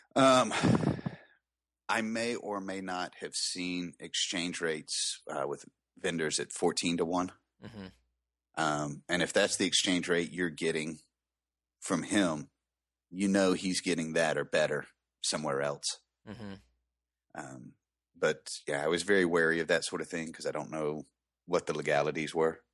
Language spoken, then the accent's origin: English; the South, United States; I'm from the South